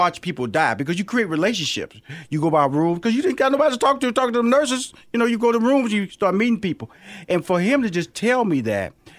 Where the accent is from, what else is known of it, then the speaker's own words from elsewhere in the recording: Houston, Texas, United States; I'm from Houston.